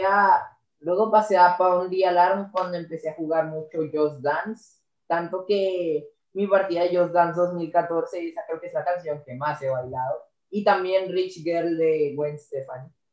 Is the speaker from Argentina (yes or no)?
no; Colombia; soy colombiano